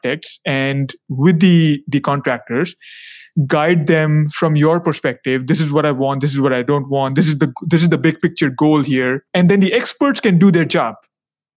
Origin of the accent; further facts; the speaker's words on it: India; moved away; also born or lived in China / United States; I am originally from India. I got my formal education in India and then China and then the USA